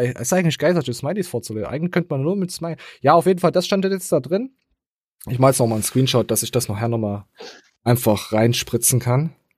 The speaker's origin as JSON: {"language": "German", "country": "Germany", "said": "als De Deutscher bist du halt meistens immer der Dumme"}